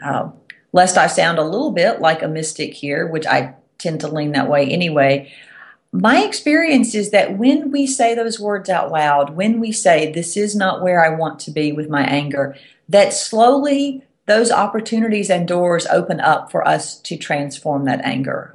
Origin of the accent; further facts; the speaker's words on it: the South, United States; accent: Southern; I'm from the South, if you can't tell from my accent.